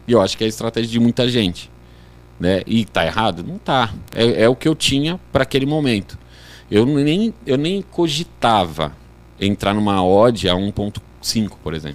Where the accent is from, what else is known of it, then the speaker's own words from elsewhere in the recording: Guarulhos, São Paulo, Brazil; moved away as an adult; now in São José, Brazil; eu sou natural de Guarulhos.